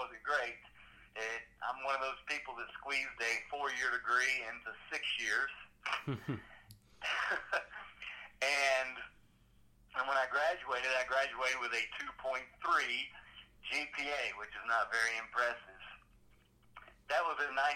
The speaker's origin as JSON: {"language": "English", "region": "Kentucky", "country": "United States", "tie": "born or raised there", "said": "I grew up in Kentucky"}